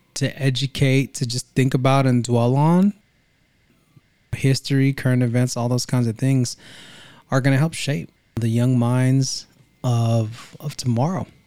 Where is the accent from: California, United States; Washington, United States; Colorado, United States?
California, United States; Vallejo; now in Greenville, United States; we are Originally from Vallejo, Saint Basil's is our roots in Vallejo, California in the seven oh seven